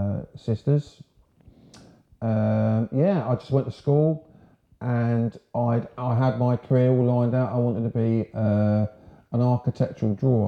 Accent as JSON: {"language": "English", "town": "Horsham", "region": "South East England", "country": "United Kingdom", "tie": "born or raised there", "accent": "home counties", "said": "So I was born in a place called Horsham, West Sussex."}